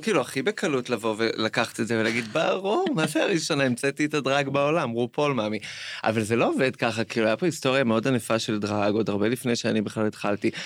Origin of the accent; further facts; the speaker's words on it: Jerusalem, Jerusalem District, Israel; גדלתי בגבעת שאול עד איזה גיל עשר כזה